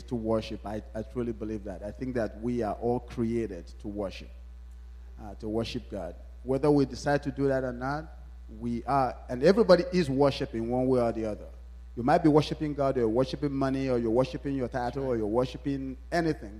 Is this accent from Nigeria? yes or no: yes; Nigeria; moved away; I was born in Nigeria